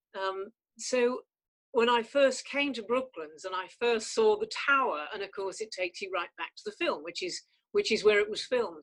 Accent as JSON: {"language": "English", "region": "North West England", "country": "United Kingdom", "tie": "born or raised there", "also_born_or_lived": "Canada", "said": "I did not come from a privileged background. I mean, we had a pizza restaurant in the north of England"}